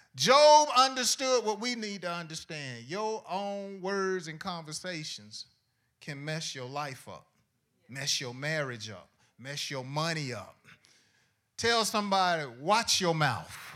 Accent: Decatur, Georgia, United States; also born or lived in College Park; I was, uh, living in College Park up until the third grade. Then after the third grade, my family and I, we moved to Decatur, and I was raised in Decatur

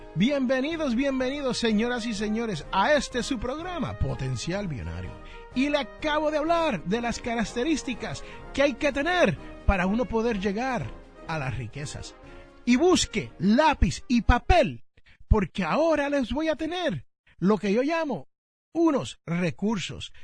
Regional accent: Jersey City, New Jersey, United States; en el barrio donde yo nací, Jersey City, New Jersey

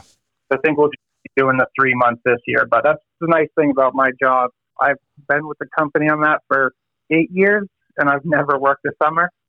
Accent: Massachusetts, United States; now in Dutch Harbor, United States; I grew up in Massachusetts

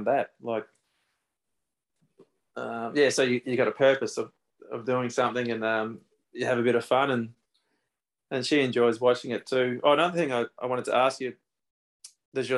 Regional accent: Victoria, Australia; being in Victoria, there's so many in my home state that I can choose.

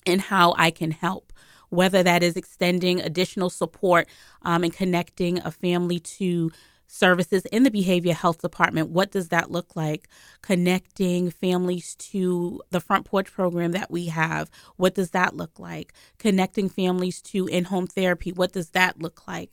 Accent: Boston, Massachusetts, United States; I grew up in Boston

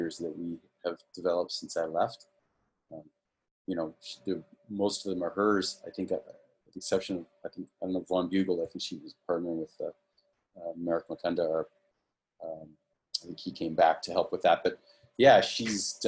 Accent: Canada; we're all Canadian

